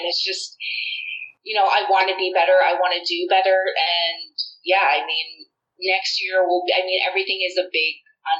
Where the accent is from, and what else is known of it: Toronto, Ontario, Canada